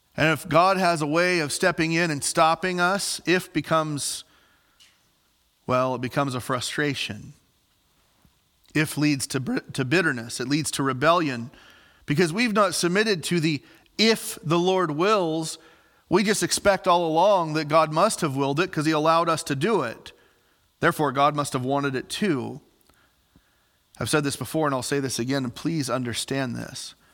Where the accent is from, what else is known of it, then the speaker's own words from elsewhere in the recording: Southern Illinois, United States; moved away as an adult; also born or lived in Ellendale, North Dakota; I'm from Southern Illinois